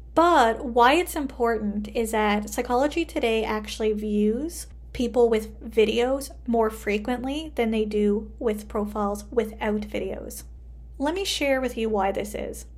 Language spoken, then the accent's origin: English; Canada; I am a Canadian social worker